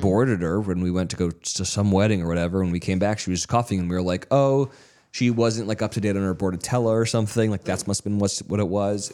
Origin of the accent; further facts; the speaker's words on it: California, United States; I'm from California